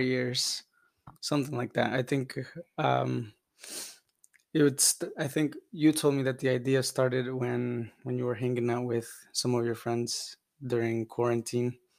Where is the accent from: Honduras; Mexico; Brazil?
Honduras; now in United States; I'm from Honduras, originally born there, migrated to the U S in two thousand five